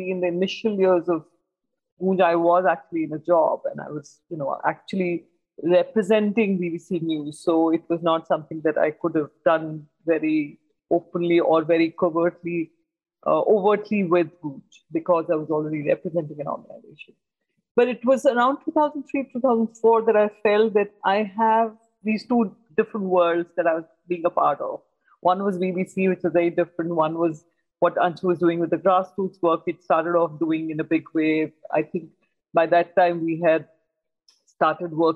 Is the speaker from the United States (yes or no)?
no; Delhi, India; I was born and brought up in Delhi